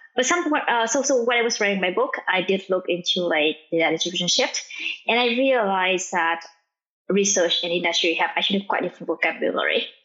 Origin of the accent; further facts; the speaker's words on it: Vietnam; English is a second language; now in United States; I'm from Vietnam, and like my family doesn't speak English